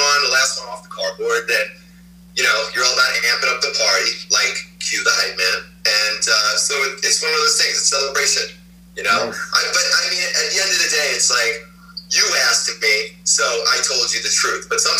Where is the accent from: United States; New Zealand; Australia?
United States; New York; Growing up in New York